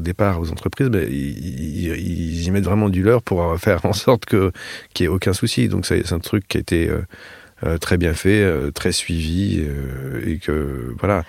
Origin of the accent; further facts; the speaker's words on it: France; nous, en tant que Français